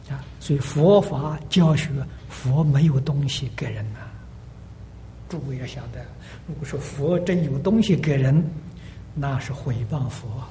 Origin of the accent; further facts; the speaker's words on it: China; now in United States; 我们中国人绝对不会进他的道场